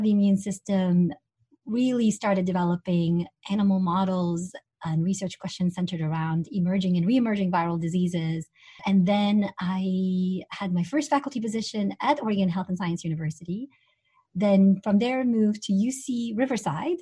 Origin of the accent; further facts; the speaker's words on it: Tunisia; moved away; I'm originally from Tunisia